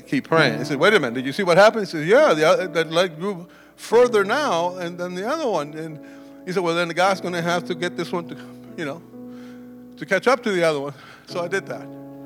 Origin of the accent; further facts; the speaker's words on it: Cuba; also born or lived in Clinton, Iowa; now in United States; I was born in Cuba. I fled that communistic government.